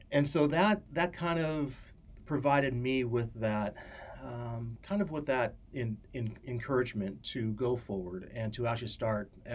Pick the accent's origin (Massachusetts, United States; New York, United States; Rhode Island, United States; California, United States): California, United States; Santa Barbara; I was born and raised in Santa Barbara